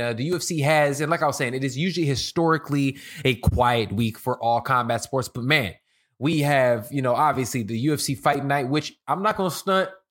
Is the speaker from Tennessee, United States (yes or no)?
no; Chicago, Illinois, United States; now in Los Angeles, United States; I'm from Chicago and I live in, out here in L A now